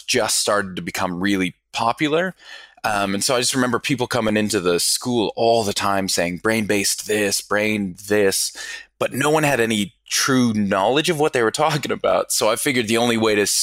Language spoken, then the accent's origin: English; Denver, Colorado, United States; moved away as an adult; also born or lived in Pittsburgh, Pennsylvania / Melbourne, Australia; I was born in Pittsburgh, but really quickly moved over to Denver. So pretty much spent most of my childhood there.